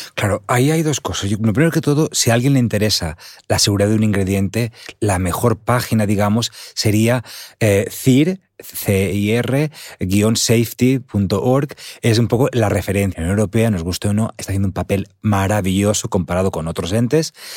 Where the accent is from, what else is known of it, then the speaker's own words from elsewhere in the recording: Alicante, Valencian Community, Spain; estuve recientemente en un taller que organizaron en mi pueblo, Andar, en Alicante